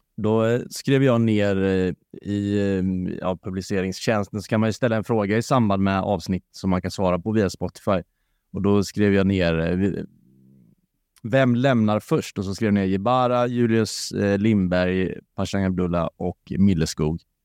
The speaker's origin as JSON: {"language": "Swedish", "town": "Varberg", "region": "Halland County", "country": "Sweden", "said": "Jag är från Varberg"}